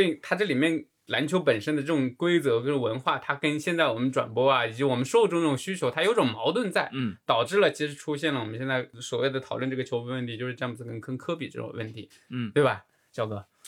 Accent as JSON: {"language": "Chinese", "country": "China", "said": "我们中国人讲的这种侠客风"}